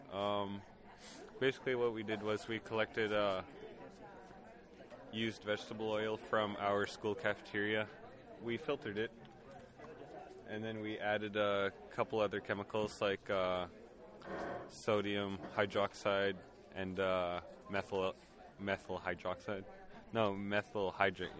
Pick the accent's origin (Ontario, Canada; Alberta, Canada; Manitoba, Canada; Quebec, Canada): Manitoba, Canada; Peguis First Nation; I'm from Peguis First Nation.